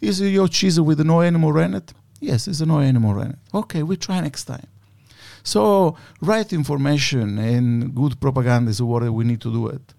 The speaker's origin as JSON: {"language": "English", "region": "Sicily", "country": "Italy", "tie": "born or raised there", "second_language": "English", "moved": "as an adult", "lives_now": "Australia", "said": "my hometown in Sicily"}